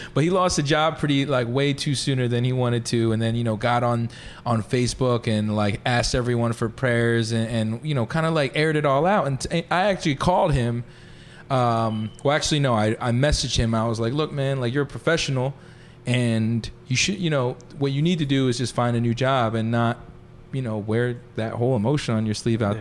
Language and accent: English; Philadelphia, Pennsylvania, United States; also born or lived in Pittsburgh; I went to Pittsburgh, so I was from Philly.